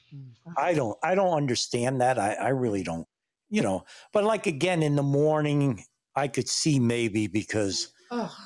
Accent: New York, United States; accent: New York voice; now in Connecticut, United States; I'm in Connecticut. I'm from New York

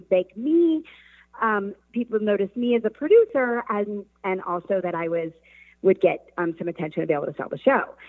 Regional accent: Colorado, United States; moved away as an adult; also born or lived in Los Angeles; I grew up in Colorado and actually moved to Los Angeles when I was just 20 years old

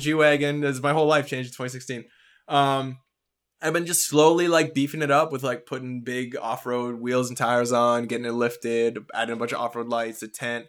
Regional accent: Canada; being a Canadian in the entertainment industry

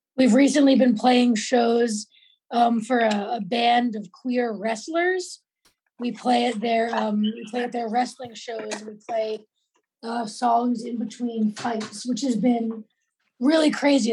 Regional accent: New York, United States; I'm from New York

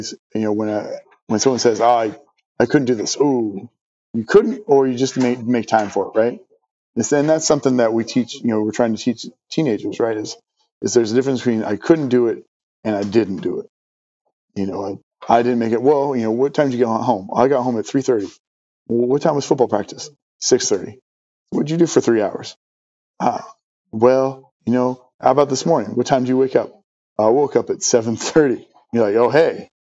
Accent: Pacific Northwest, United States; moved away as an adult; also born or lived in Syracuse, New York / Alaska; I grew up in the Pacific Northwest

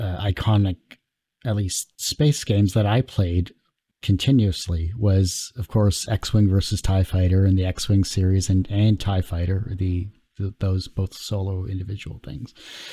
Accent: Windsor, Ontario, Canada; Yeah, I'm from Windsor, Ontario as well, too.

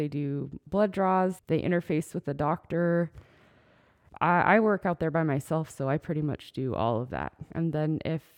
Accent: Dillingham, Alaska, United States; also born or lived in Anchorage; now in Aleknagik, United States; I grew up in Dillingham and in Anchorage. We went back and forth a lot, but mostly Dillingham.

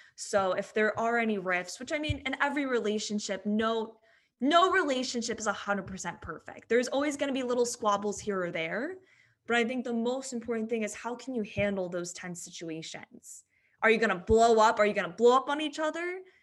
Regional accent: San Diego, California, United States; I am born and raised in San Diego. Don't think I'll ever leave here.

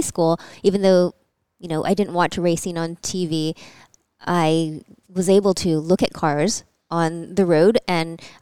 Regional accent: Hawaii, United States; I grew up in Hawaii, so there wasn't any racing there

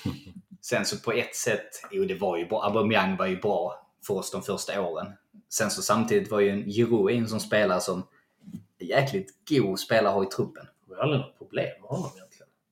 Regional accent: Sweden; som svenskar

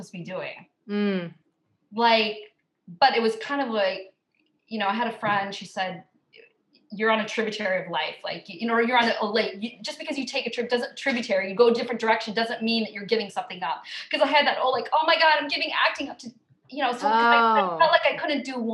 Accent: Hastings, Minnesota, United States; moved away; also born or lived in New York; I grew up in a small town, Hastings, Minnesota

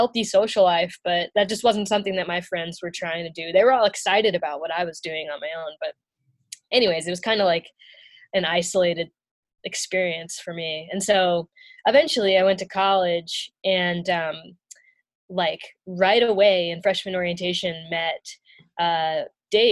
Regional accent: Louisville, Kentucky, United States; I grew up in Louisville, Kentucky

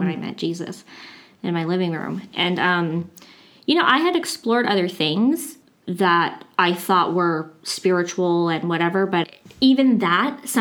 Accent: Riverside, California, United States; I grew up in Riverside, California

